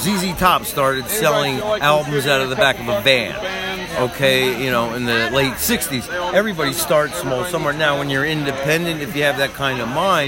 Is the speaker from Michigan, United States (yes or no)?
no; Springfield, New Jersey, United States; I grew up and live in Springfield. I'm 40 minutes, you know, Asbury's exit 102. I'm 138